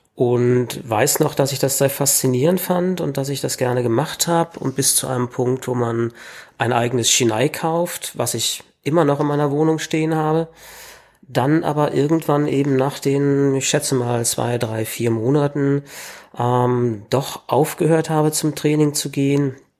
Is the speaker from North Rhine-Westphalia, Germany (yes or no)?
no; Berlin, Germany; bin Berliner, habe immer in Berlin gelebt